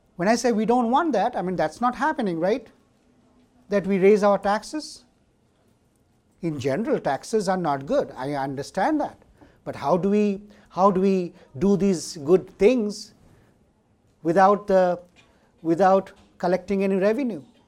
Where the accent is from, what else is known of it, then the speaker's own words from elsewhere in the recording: India; moved away as an adult; now in United States; I'm from India and I did my college education